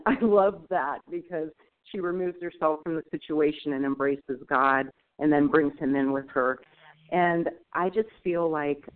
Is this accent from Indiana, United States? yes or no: no; Northern California, United States; moved away as an adult; also born or lived in Oregon; I'm from Northern California, but now moving up to Oregon.